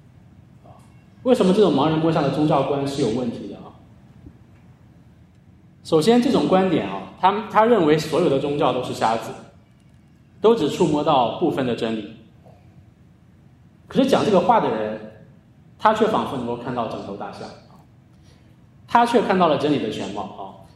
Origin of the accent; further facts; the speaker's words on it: China; 在我们的教会，在我们中国人的文化当中，呃，也是如此啊。